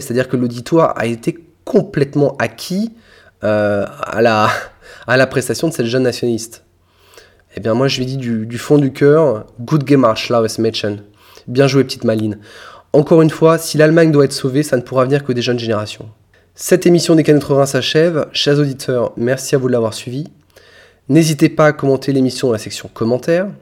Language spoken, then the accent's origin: French; France; chez nous en France